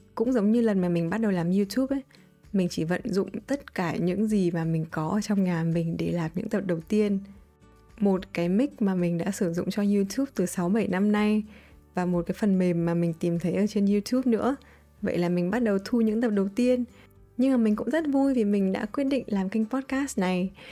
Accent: Vietnam; moved away as an adult; also born or lived in United States; những cái tín chỉ mình mang từ Việt Nam qua

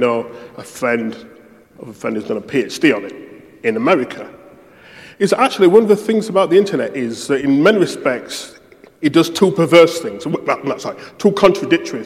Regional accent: United Kingdom; I'm British

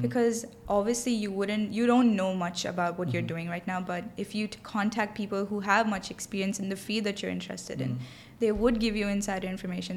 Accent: Dubai, United Arab Emirates; I grew up here in Dubai. My whole life I've been here. So I, w- I was away from India, back home

